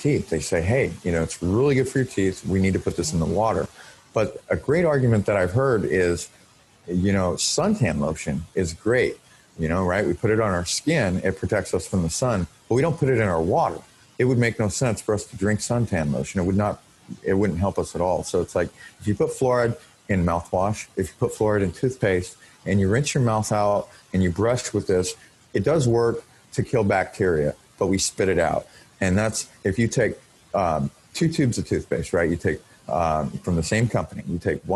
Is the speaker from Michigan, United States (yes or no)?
no; Portland, Oregon, United States; now in Vancouver, United States; I grew up mostly in Portland, Oregon